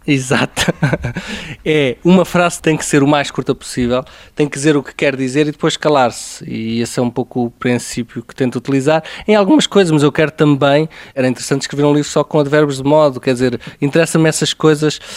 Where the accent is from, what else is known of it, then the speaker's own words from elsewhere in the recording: Aveiro, Centro, Portugal; Eu cresci em Aveiro e quer dizer, muitas das minhas recordações de infância são a jogar futebol na rua, à pancada